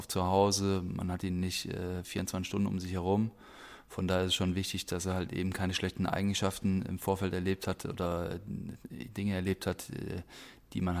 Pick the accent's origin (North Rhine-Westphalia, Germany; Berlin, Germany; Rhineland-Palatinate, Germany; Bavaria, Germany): Rhineland-Palatinate, Germany; dadurch, dass ich aber auch sehr ländlich aufgewachsen bin im Westerwald, da bist du mit Tieren aufgewachsen